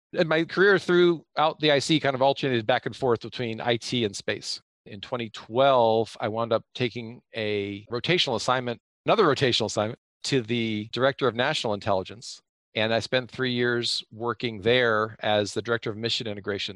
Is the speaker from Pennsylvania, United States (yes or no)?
yes; Pennsylvania, United States; I grew up in Pennsylvania